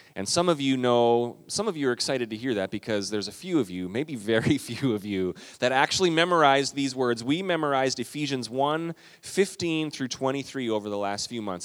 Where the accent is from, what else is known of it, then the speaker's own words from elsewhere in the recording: Minnesota, United States; we're Minnesotan